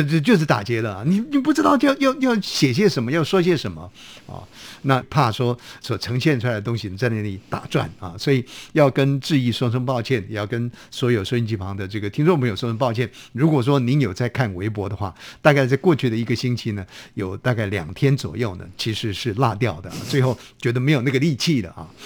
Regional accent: Hsinchu, Taiwan; now in Taipei, Taiwan; 从台北坐到我的老家新竹

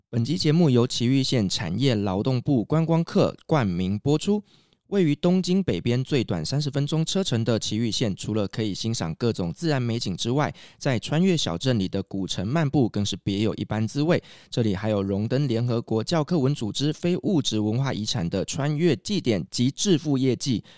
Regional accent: Taiwan; 那我们台湾人会比较喜欢什么呢？

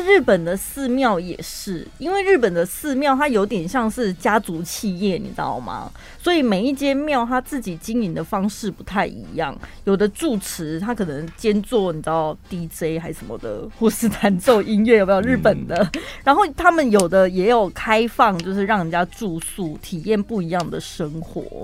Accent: Taiwan; 我们台湾人也是讲华语的嘛

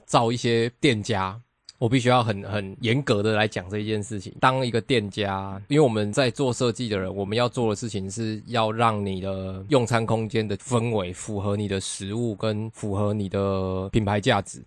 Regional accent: Nantou County, Taiwan; moved away; 我小时候是在南投长大。对。然后我们在南投的时候，就是可能你们家附近就有一些面摊

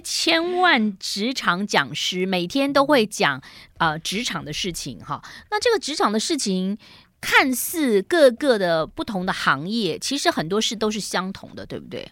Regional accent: Taiwan; 我们台湾人

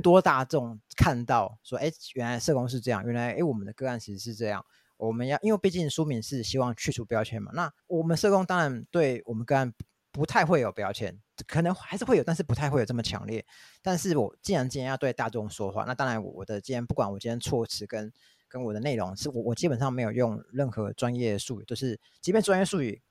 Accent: Taiwan; 我们台湾人习惯很差

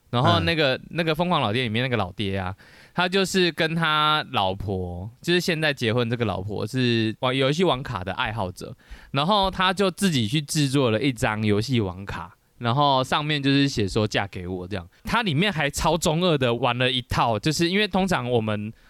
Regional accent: Taiwan; 我们台湾人

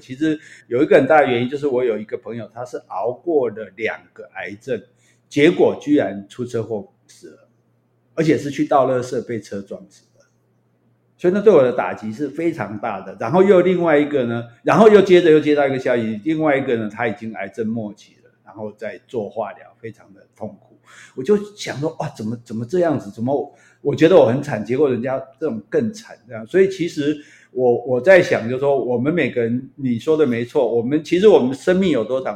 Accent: southern Taiwan, Taiwan; 我们南部人讲话比较， 比较直嘛

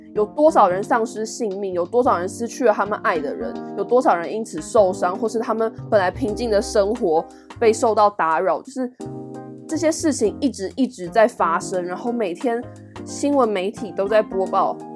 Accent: Taiwan; 我是台湾人

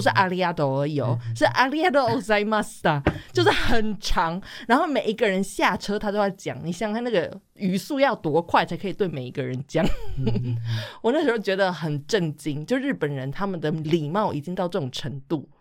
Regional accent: Taiwan; 我们台湾人

